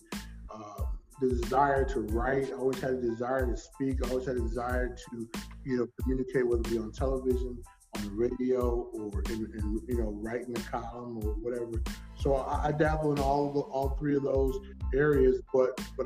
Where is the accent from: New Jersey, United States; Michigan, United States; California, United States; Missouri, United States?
Michigan, United States; moved away; I'm not from Detroit. I'm from Michigan.